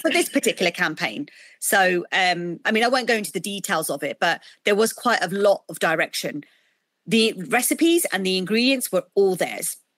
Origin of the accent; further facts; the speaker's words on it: United Kingdom; I'm South Asian, I'm British. Um, you know, we've adopted this culture. We were born in this country